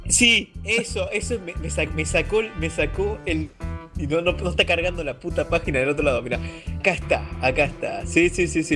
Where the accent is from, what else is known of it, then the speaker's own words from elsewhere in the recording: Argentina; yo soy de Argentina